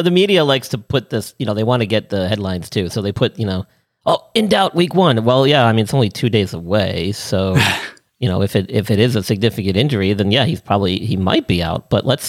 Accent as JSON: {"language": "English", "region": "New York", "country": "United States", "tie": "born or raised there", "said": "growing up in New York, a lot of us were from not just Long Island and stuff, but I went to school upstate."}